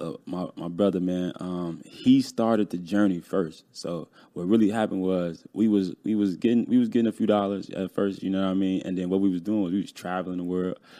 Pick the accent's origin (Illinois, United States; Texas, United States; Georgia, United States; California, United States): Illinois, United States; Chicago; moved away as an adult; now in Atlanta, United States; I'm from Chicago. I grew up in Chicago. I recently just moved to Atlanta